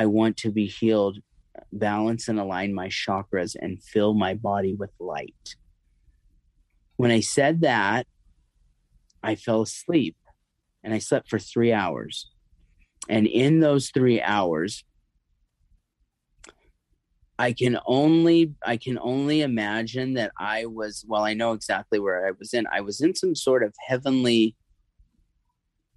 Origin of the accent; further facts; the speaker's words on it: near Santa Cruz and Monterey, Central Coast of California, United States; moved away; also born or lived in North Hollywood, California; Born in North Hollywood, I was raised near Santa Cruz and Monterey in the Central Valley of California, Central Coast